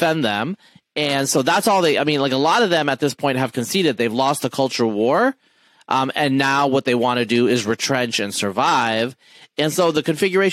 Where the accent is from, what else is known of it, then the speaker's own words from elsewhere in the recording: Eastern Oregon, United States; Like I grew up in Eastern Oregon as an atheist